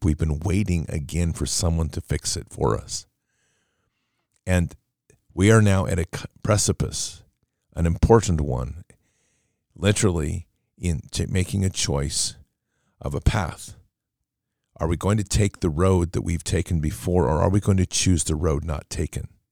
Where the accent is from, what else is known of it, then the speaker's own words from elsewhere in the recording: United States; we as the American public